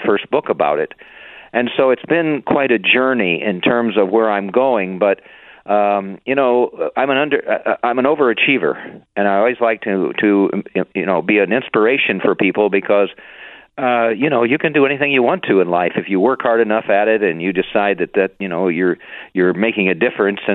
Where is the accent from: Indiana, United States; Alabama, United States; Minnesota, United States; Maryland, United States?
Indiana, United States; moved away as an adult; also born or lived in Chicago; I grew up in Indiana and then went to Purdue University